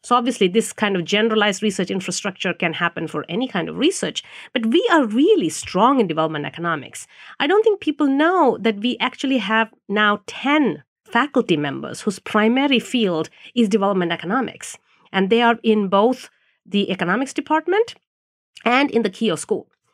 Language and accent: English; India; moved away; I grew up in India, which is a developing country